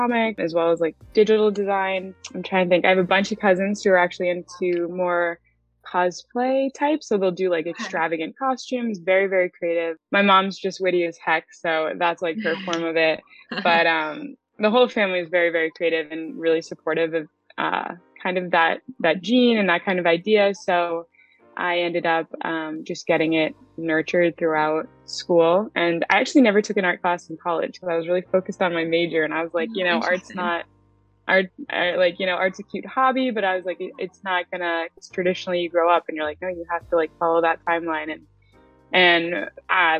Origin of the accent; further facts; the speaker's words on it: Franklin, Massachusetts, United States; I've always lived in Mass. I was in Western Mass for a little bit, and then we moved to Franklin when I was younger